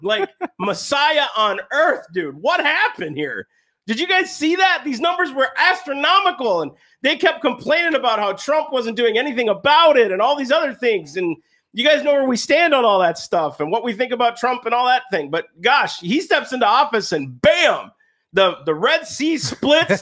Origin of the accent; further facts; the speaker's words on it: United States; I'm an American of these United States